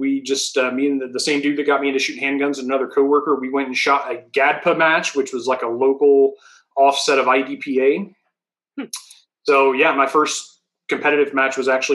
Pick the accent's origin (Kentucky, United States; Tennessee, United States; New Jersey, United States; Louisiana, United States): Tennessee, United States; Knoxville; I was born and raised in Knoxville